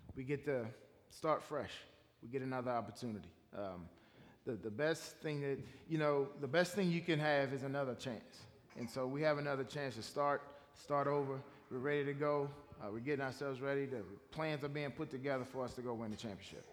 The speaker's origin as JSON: {"language": "English", "town": "Washington", "region": "District of Columbia", "country": "United States", "tie": "born or raised there", "said": "I grew up in Washington, D.C. Okay. Um, I grew up there uh, in the D.C. area, uh, right outside of Washington, D.C. I was born there"}